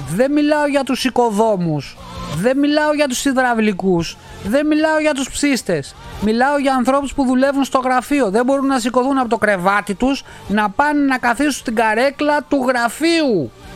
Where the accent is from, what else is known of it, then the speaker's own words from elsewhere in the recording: Greece; moved away as an adult; now in Northern Italy, Italy; Γεννήθηκα και έζησα 40 χρόνια εκεί. Είμαι βέρος Έλληνα